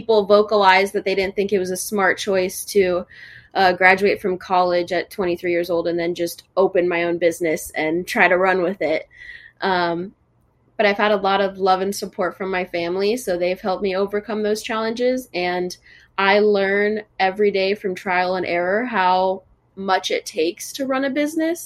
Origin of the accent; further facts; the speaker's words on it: Fort Myers, Florida, United States; also born or lived in Miami, Florida; I've lived in Fort Myers for most of my life since I was 7 years old